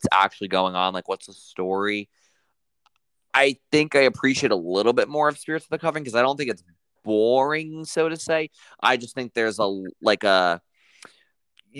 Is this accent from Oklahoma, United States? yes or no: no; New York, United States; as a New Yorker